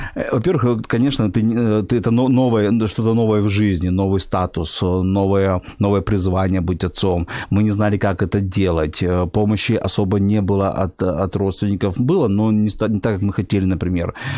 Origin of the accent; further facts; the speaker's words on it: Sevastopol, Crimea, Ukraine; moved away as an adult; also born or lived in Mykolaiv; now in Kyiv, Ukraine; Мой папа был военный, ага. поэтому уже в год я жил в Севастополе, и с года я до 35-36 лет я жил в Севастополе